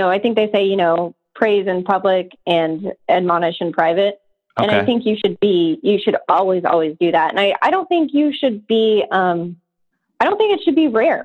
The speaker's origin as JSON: {"language": "English", "town": "Atlanta", "region": "Georgia", "country": "United States", "said": "I'm from Atlanta"}